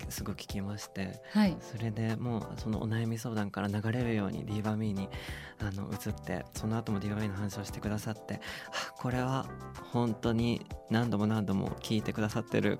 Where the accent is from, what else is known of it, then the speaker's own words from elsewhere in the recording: Okayama, Japan; moved away as an adult; now in Tokyo, Japan; の岡山県出身で、うん、あの2014年に大学進学で上京して、